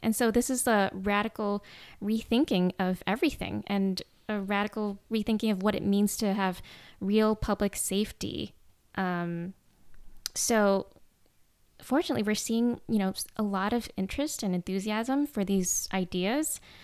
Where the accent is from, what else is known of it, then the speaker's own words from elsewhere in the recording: suburbs of Chicago, Illinois, United States; moved away as an adult; also born or lived in Vietnam; now in Los Angeles, United States; I lived in the suburbs of Chicago